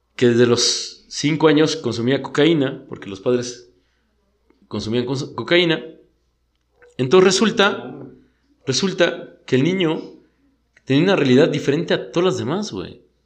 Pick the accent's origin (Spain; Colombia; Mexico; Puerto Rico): Mexico; Somos bien bullying como sociedad mexicana